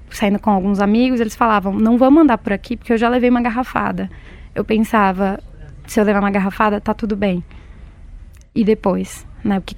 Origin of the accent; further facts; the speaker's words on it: Belo Horizonte, Minas Gerais, Brazil; moved away as an adult; now in São Paulo, Brazil; eu sou de Minas, sou mineira, sou de Belo Horizonte, né? É uma cidade grande, é, mas é uma roça grande, como a gente gosta de falar lá, né? vindo da tradicional família mineira